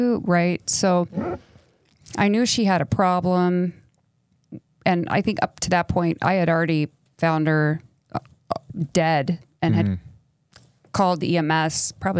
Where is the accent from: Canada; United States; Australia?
United States; El Paso, Texas; also born or lived in New York City / Minnesota; Well, I grew up all over the country. So I grew up mostly in El Paso, and then we lived in New York City, and I lived in I graduated from high school in Minnesota.